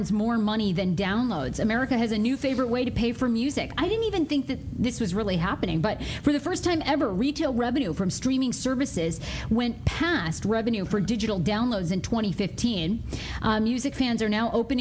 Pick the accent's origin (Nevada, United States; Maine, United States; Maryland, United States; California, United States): Maine, United States; Wiscasset; now in Washington, D.C., United States; I grew up in Wiscasset